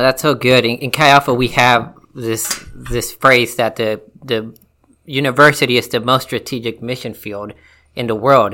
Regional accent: Mexico; moved away; I am from Mexico. I'm Hispanic

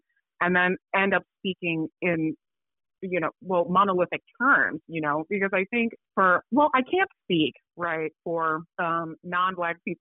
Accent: Chicago, Illinois, United States; I was born in Chicago, but my parents are from Accra, Ghana

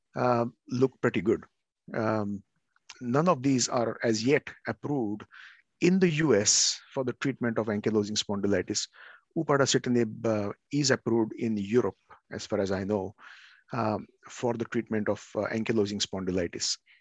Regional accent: India; now in Oregon, United States; I'm from India

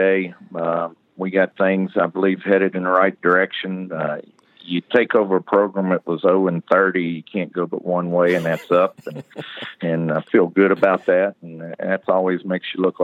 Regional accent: Southern United States, United States; accent: southern; also born or lived in Virginia / Kentucky; now in Ellijay, United States; I have had a southern accent a long time

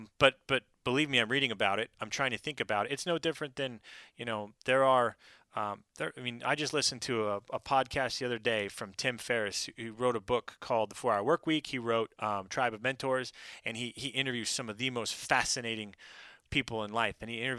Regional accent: Pacific Northwest, United States; And I'm from the Pacific Northwest.

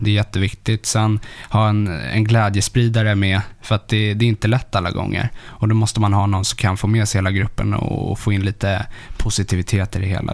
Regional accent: Stockholm, Stockholm County, Sweden; Sätra, alltså en, eh, lite söder om Stockholm

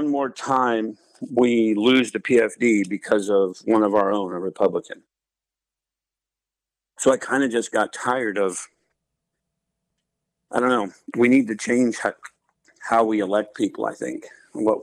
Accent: Alaska, United States; also born or lived in Anchorage / North Dakota; I was born and raised here in Alaska, born in Anchorage, and moved out here into the valley when I was like 9 years old, I believe it was. So I've lived here pretty much my whole life.

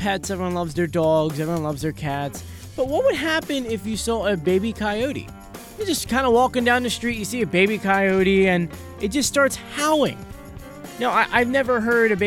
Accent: Philadelphia, Pennsylvania, United States; I'm from Philadelphia, well, sort of from Philadelphia

